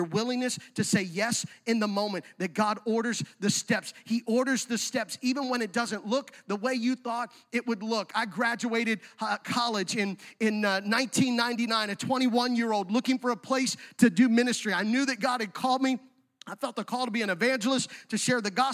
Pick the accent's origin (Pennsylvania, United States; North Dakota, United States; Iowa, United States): Pennsylvania, United States; Central; moved away; I'm from Central PA